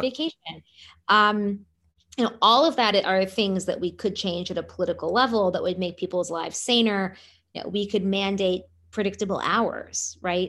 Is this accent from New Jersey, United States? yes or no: no; Seattle, Washington, United States; When I was growing up in Seattle